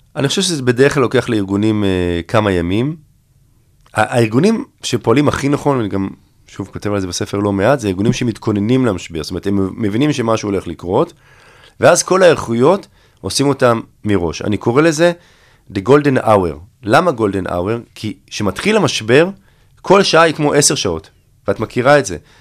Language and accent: Hebrew; Herzliya, Tel Aviv District, Israel; אני בעצם הייתי מעורב בקמפיינים פוליטיים ממש מחטיבת הביניים, כבר הייתי מעורב פה בהרצליה